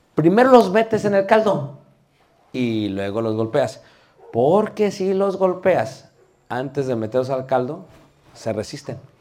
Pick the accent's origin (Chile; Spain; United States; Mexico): Mexico; soy mexicano, me permito hablar de mi, país, México lindo y querido